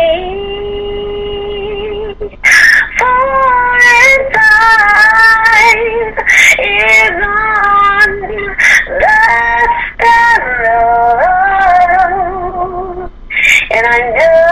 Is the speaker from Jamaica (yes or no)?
yes; Jamaica; growing up in Jamaica